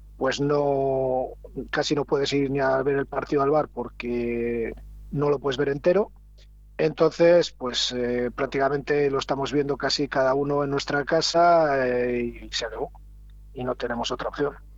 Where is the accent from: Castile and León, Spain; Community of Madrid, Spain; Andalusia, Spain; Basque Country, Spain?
Castile and León, Spain; Villanubla; Soy de Villanula